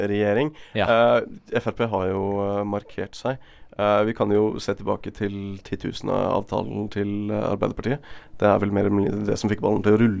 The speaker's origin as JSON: {"language": "Norwegian", "town": "Bergen", "region": "Vestland", "country": "Norway", "said": "Som bergenser et godt rævhold."}